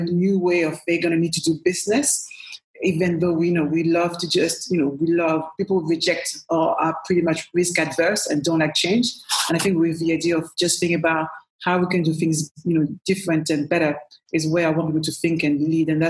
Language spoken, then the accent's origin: English; Paris, Île-de-France, France; also born or lived in Cameroon; now in London, United Kingdom; as you can hear from my accent, I was born in Paris. I'm French born, proud Cameroonian as well. And I came to London, you know, a while ago now